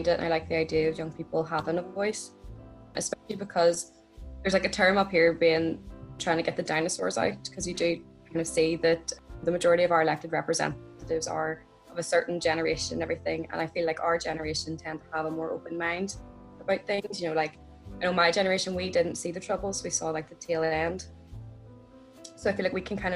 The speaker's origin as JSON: {"language": "English", "area": "the North", "region": "Northern Ireland", "country": "United Kingdom", "tie": "born or raised there", "also_born_or_lived": "Wales", "moved": "as an adult", "said": "growing up in the North, obviously you do kind of become a little bit politically minded. I actually grew up in a working class unionist area"}